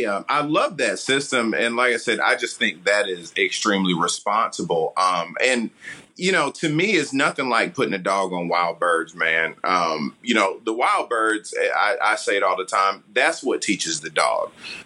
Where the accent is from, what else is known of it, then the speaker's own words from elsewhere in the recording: United States; I'm totally American and very new to the hunt, test, and field trial world